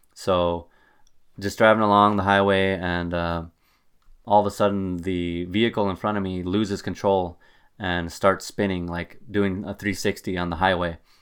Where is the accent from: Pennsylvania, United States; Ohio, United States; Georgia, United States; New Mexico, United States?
New Mexico, United States; Albuquerque; now in Wisconsin, United States; I'm originally from Albuquerque, New Mexico, and you do not have to deal with winter driving in Albuquerque.